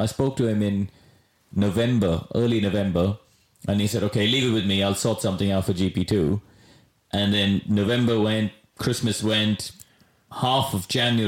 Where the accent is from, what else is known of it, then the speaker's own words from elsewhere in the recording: Chennai, Tamil Nadu, India; now in United Kingdom; I came from Madras, a city of 11 million people.